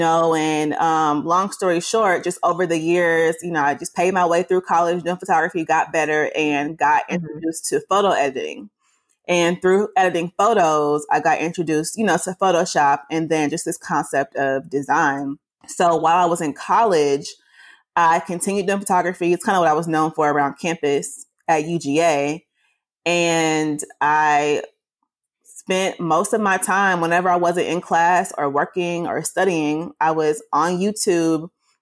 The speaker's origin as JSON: {"language": "English", "town": "Atlanta", "region": "Georgia", "country": "United States", "tie": "born or raised there", "said": "I'm from Atlanta, born and raised, been out here my whole life"}